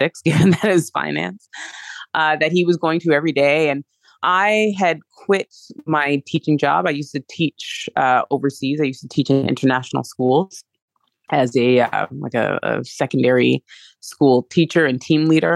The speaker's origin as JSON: {"language": "English", "country": "Canada", "tie": "born or raised there", "also_born_or_lived": "France / England / Hong Kong / Mexico", "moved": "yes", "lives_now": "United States", "said": "I was born and raised in Canada, but I lived in France, England, Hong Kong, and Mexico, and then the US"}